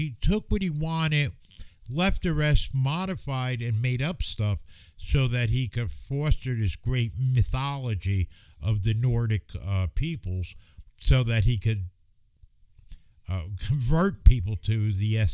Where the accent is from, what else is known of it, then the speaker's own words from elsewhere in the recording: United States; as an American